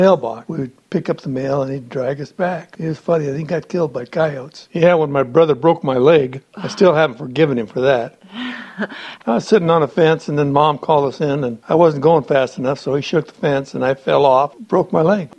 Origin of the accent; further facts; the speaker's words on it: Hardin, Montana, United States; 67 and grew up in, in Hardin, Montana